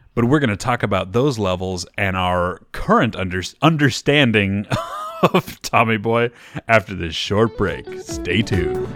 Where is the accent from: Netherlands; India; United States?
United States; Midwest; I'm also from the Midwest